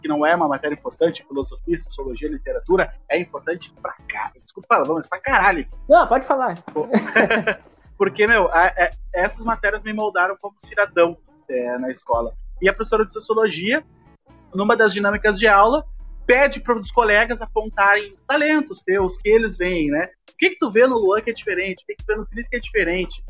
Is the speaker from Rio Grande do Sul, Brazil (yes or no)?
yes; Porto Alegre, Rio Grande do Sul, Brazil; Eu nasci e cresci numa comunidade muito carente de Porto Alegre